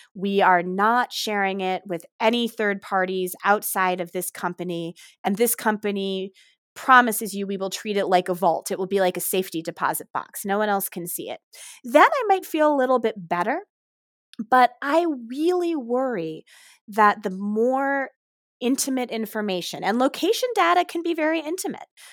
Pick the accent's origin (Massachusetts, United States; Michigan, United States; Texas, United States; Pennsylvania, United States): Michigan, United States; Ann Arbor; Ann Arbor, Michigan, actually my hometown.